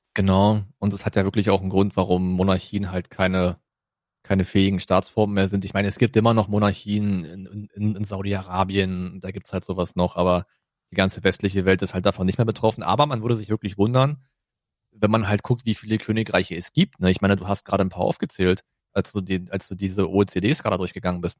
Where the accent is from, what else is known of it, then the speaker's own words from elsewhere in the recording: Germany; wir sind halt Deutsche